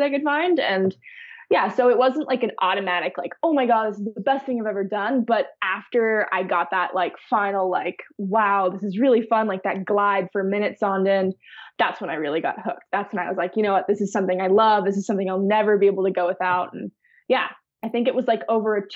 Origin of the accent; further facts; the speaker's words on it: Maui, Hawaii, United States; I was born and raised on Maui